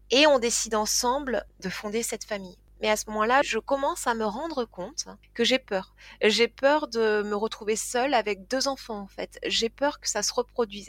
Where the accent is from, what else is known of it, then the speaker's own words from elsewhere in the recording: Toulouse, Occitania, France; also born or lived in Tarn-et-Garonne; Donc je suis euh, née à Toulouse, j'ai grandi à Toulouse